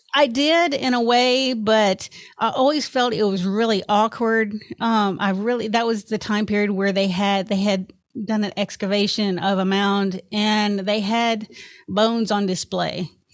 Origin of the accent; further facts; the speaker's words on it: Memphis, Tennessee, United States; also born or lived in California / Obion County, Tennessee; I basically grew up in Memphis, Tennessee, and I went to school there in the, uh, Raleigh area.